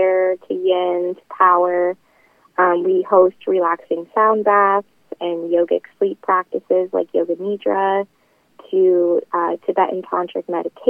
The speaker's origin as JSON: {"language": "English", "town": "Webster City", "region": "Iowa", "country": "United States", "tie": "born or raised there", "said": "here in Webster City, Iowa, my hometown"}